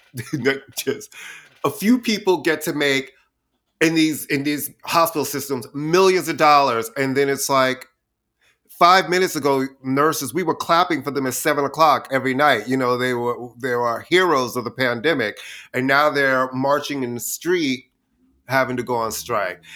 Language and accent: English; New York City, New York, United States; I'm a queen from Queens